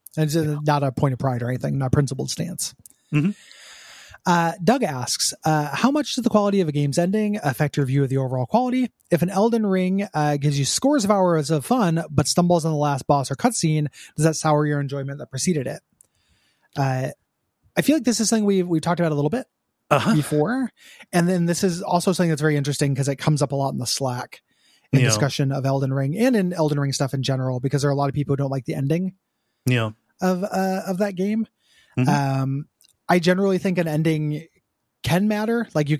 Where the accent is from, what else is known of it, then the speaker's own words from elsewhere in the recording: Montreal, Quebec, Canada; I'm from Montreal, a city which is home to many game devs, and despite our country being disproportionate producers of media given our size